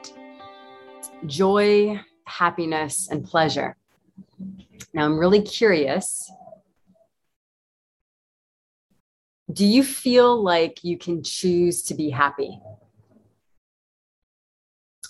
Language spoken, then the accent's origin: English; United States; moved away; I was born in North America, United States